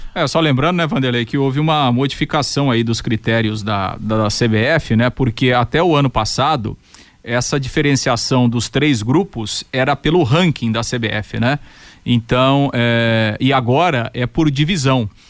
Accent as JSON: {"language": "Portuguese", "town": "Londrina", "region": "Paraná", "country": "Brazil", "said": "como londrinense"}